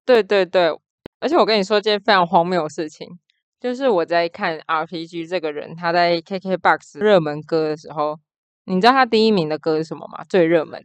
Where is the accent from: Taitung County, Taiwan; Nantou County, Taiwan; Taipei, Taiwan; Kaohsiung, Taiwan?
Taipei, Taiwan; 我就是也是一个货真价实的天龙国人，就是身份证字号 A 开头的